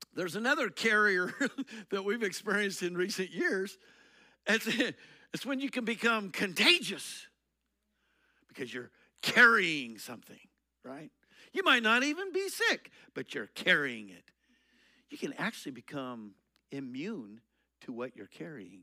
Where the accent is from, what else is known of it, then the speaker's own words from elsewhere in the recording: Eastern Colorado, United States; I grew up in Eastern Colorado.